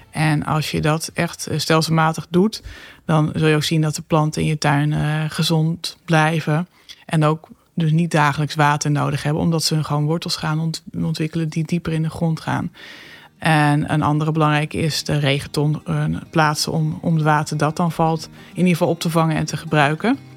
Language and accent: Dutch; Netherlands; als Nederlander kun je, ja, als wij iets doen, doen ze in China wel weer wat. Maar ja, we hebben in Nederland al een hele hoge uitstoot per hoofd van de bevolking.